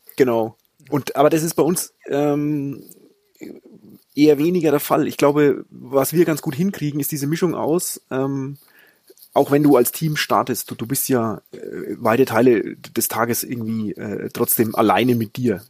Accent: Franconia, near Schweinfurt, Bavaria, Germany; accent: Bavarian; Ich komme aus Franken

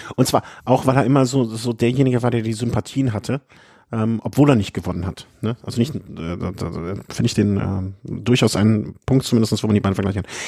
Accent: Cologne, North Rhine-Westphalia, Germany; ich als Kölner

